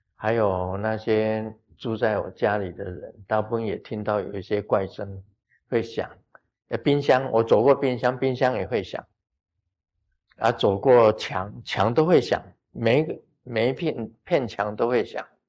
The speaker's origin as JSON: {"language": "Chinese", "country": "Taiwan", "said": "我们台湾话叫做五天暗地"}